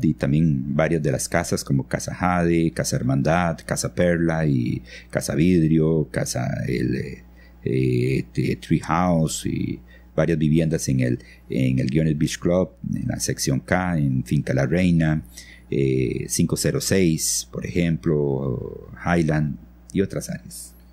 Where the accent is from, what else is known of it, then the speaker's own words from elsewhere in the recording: San Vito, Puntarenas, Costa Rica; moved away as an adult; also born or lived in Nicoya / San José; now in Ojochal, Costa Rica; yo nací en Nicoya, eh, crecí en, San Vito, junto a la frontera con, con Panamá